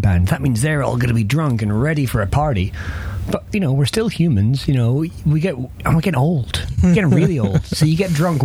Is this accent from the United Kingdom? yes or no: yes; Perth, Scotland, United Kingdom; my hometown, Perth.